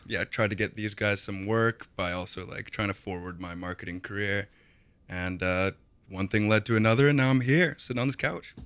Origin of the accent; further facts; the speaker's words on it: Kelowna, British Columbia, Canada; I grew up in Kelowna